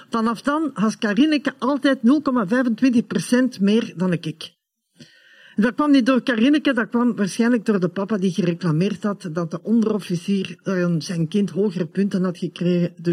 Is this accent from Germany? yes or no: yes; Germany; born there; mijn moeder, ehm, dat was een Duitse. En ik ben ook eh, geboren in Duitsland.